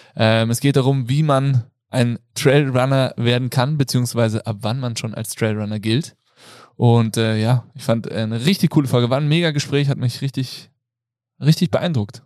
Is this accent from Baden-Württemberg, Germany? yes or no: no; Kassel, Hesse, Germany; ich komme aus der geografischen Mitte Deutschlands, nämlich aus Kassel